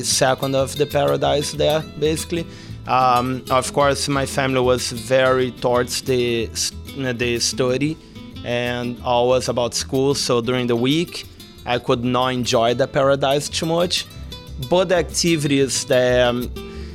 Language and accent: English; Rio de Janeiro, Brazil; moved away as an adult; now in Monterey, United States; I'm originally from Rio de Janeiro, Brazil, and now I live in Monterey.